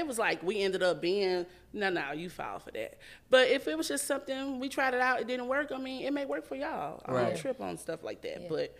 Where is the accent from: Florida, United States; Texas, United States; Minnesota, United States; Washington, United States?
Texas, United States; Houston; I'm from a neighborhood in Houston called Acres Home. That's where I'm from.